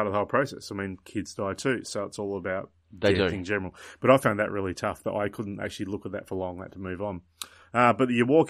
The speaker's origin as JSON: {"language": "English", "region": "Tasmania", "country": "Australia", "said": "somehow we got on the fact that I was from Tasmania. So, of course, Port Arthur came up about the Port Arthur massacre"}